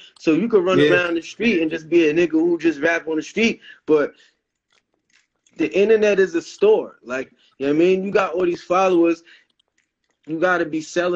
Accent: New York, United States; I'm from New York

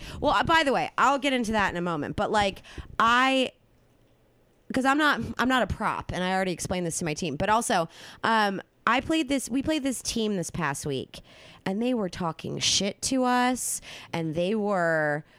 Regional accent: New Jersey, United States; Well, technically, I'm from Jersey, so that does make me proud.

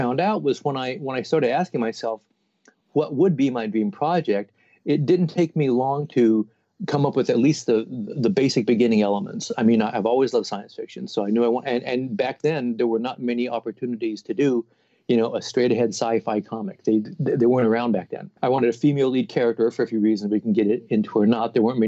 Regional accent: Portland, Oregon, United States; also born or lived in New Jersey; I had just moved back to Portland, Oregon, my hometown

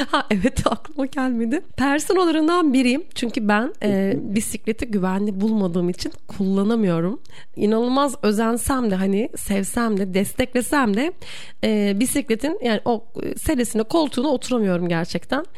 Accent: Erzurum, Turkey; also born or lived in Bursa; ben Erzurumluyum ve bizde hani Erzurum'da kayak bilmek yani Erzurumlu olmanın şanındandır

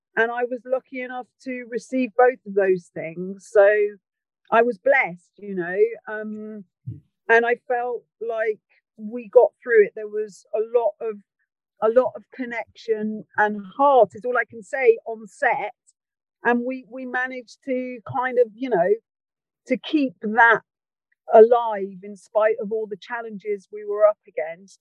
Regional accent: Wales, United Kingdom; I'm from Wales and I care about Wales

